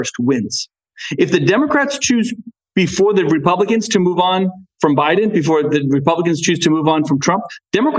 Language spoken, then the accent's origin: English; New England, United States; I'm from New England